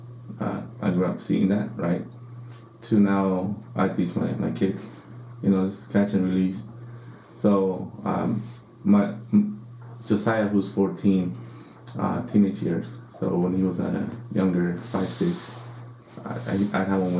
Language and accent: English; Santa Monica Bay, California, United States; I grew up fishing in Santa Monica Bay